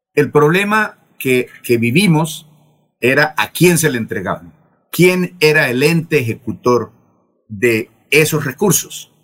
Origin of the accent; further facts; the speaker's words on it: San Gil, Santander, Colombia; also born or lived in Bucaramanga; yo soy de San Gil. Yo soy nacido en San Gil